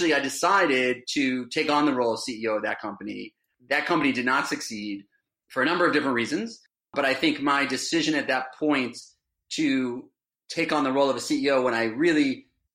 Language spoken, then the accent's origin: English; Miami, Florida, United States; now in Westfield, United States; growing up in Miami